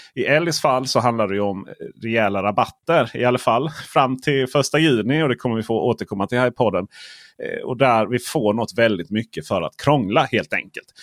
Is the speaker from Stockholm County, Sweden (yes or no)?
yes; Stockholm, Stockholm County, Sweden; jag är från Stockholm